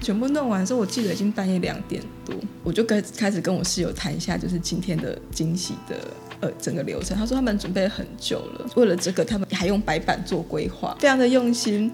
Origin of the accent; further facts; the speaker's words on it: Taiwan; now in Taipei, Taiwan; 我们乡下到现在都还是可以听得到你那个，呃，骑着三轮车的广播